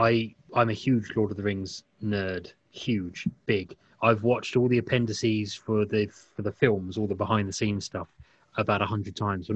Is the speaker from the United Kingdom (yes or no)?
yes; East Anglia, East of England, United Kingdom; Growing up in East Anglia, I heard lots of stories about Black Shuck